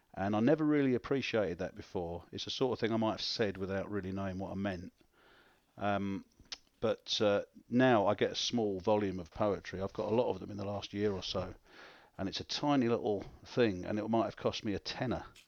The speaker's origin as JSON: {"language": "English", "region": "London", "country": "United Kingdom", "also_born_or_lived": "Orpington, Kent / Spain / Glasgow", "moved": "as an adult", "lives_now": "Leeds, United Kingdom", "said": "I'm from, I'm from South East London, but I was actually born in, um, I was actually born in your native Kent"}